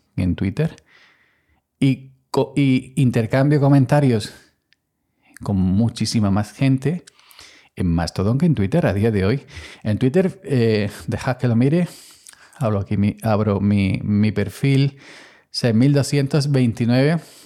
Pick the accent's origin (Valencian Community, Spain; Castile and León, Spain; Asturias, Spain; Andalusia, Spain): Andalusia, Spain; soy andaluz